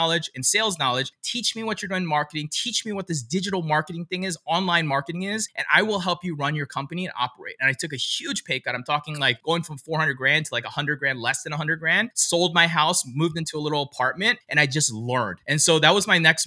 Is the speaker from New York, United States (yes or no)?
no; DC area, Maryland, United States; also born or lived in Pennsylvania; now in California, United States; I'm originally from the Maryland, DC area. So I'm not actually from California originally